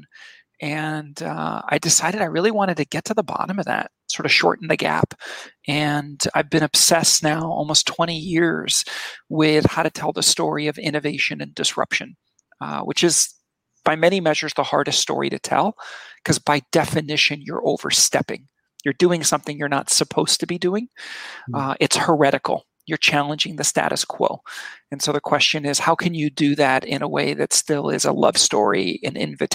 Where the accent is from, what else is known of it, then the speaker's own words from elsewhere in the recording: Switzerland; moved away; I grew up in Switzerland as a kid. My father worked for Nestle, right? He ran a chocolate factory.